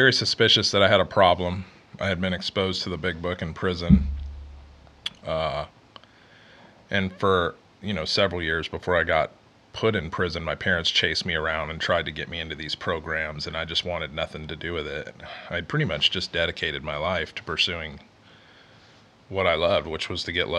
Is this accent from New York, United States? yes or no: no; Houston, Texas, United States; also born or lived in Kansas City; I'm from Houston originally